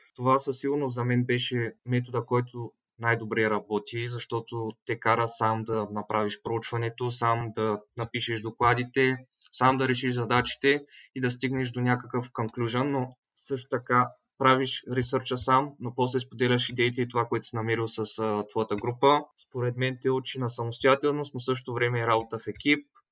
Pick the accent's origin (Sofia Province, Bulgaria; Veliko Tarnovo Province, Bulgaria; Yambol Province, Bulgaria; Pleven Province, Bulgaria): Veliko Tarnovo Province, Bulgaria; Veliko Tarnovo; moved away as an adult; now in Netherlands; от Велико Търново съм, на 21 години. В момента студент в Холандия